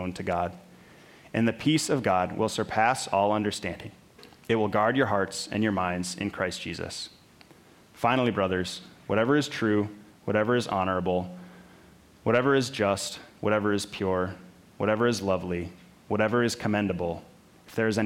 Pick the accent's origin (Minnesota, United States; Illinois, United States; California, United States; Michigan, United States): Minnesota, United States; I grew up in Minnesota, which meant I grew up playing hockey